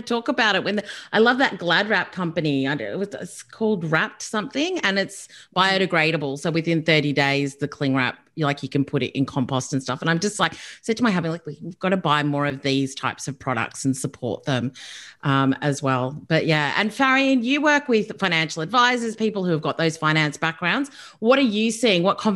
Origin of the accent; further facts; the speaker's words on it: Australia; we're Aussie battlers, like we like to be Aussie battlers